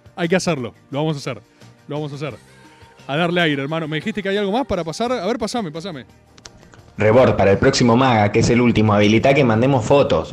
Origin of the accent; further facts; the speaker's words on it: Argentina; como argentino